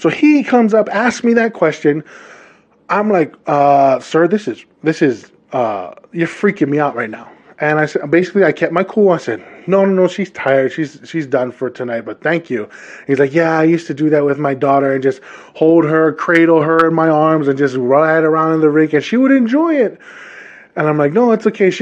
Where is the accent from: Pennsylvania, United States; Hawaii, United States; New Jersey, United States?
Hawaii, United States; now in Utah, United States; Born and raised in the islands of Hawaii